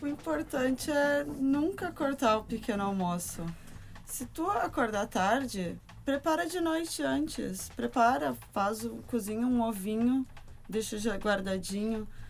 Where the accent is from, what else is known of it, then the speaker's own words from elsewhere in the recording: Rio Grande do Sul, Brazil; moved away as an adult; now in Portugal; sou brasileira do Rio Grande do Sul